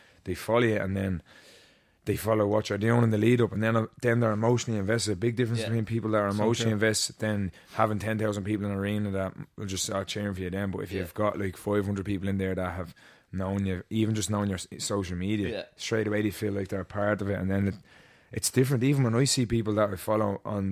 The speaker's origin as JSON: {"language": "English", "country": "Ireland"}